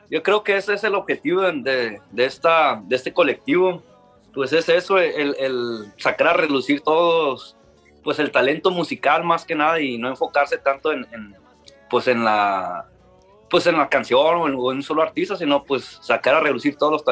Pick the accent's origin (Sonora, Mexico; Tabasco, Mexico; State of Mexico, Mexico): Sonora, Mexico; Ciudad Obregón; pues como ya saben, pues yo también soy de, yo soy de Obregón